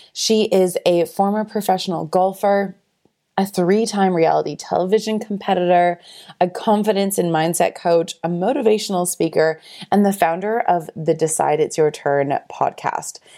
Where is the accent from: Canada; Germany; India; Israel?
Canada; now in Australia; we're both originally from Canada